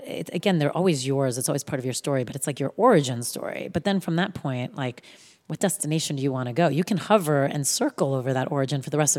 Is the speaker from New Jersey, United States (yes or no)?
yes; New Jersey, United States; I'm from New Jersey